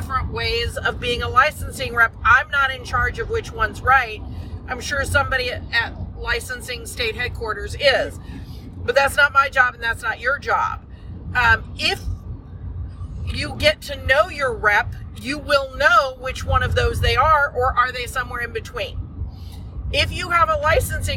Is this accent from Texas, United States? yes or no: yes; Texas, United States; We're from Texas